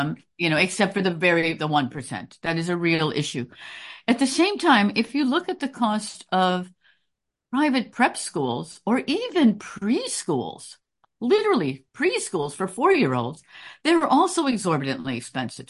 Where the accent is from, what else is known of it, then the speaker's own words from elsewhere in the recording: Chicago, Illinois, United States; also born or lived in Princeton / Durham, North Carolina; now in New York, United States; a Chicagoan